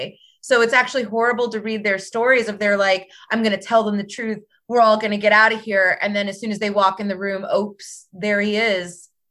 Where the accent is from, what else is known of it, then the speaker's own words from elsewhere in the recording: United States; I'm American.